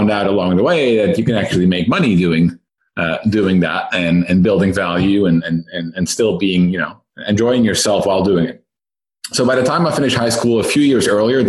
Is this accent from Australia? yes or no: no; Netherlands; moved away as an adult; now in Silicon Valley, United States; I myself am Dutch, born and raised in the Netherlands. I moved to Silicon Valley about 6 years ago